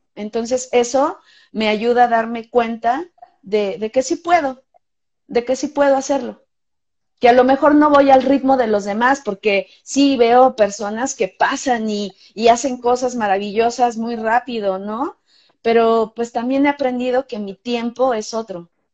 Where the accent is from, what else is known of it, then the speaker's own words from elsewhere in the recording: Mexico; Estamos haciendo ballet en México